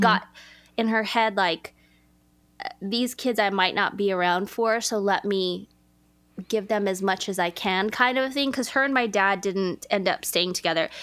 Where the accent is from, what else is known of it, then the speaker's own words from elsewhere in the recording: Los Angeles, California, United States; I grew up in Los Angeles, California